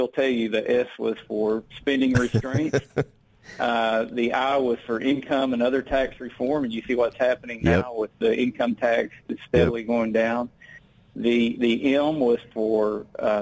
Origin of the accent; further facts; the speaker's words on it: Hot Springs, Arkansas, United States; my hometown of Hot Springs and Garland County